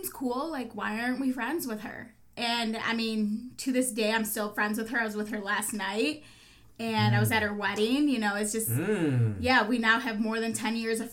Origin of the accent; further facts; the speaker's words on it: Park Ridge, Illinois, United States; also born or lived in Chicago; I grew up in Park Ridge, you know, a middle class white suburb of Chicago. I moved into the city in high school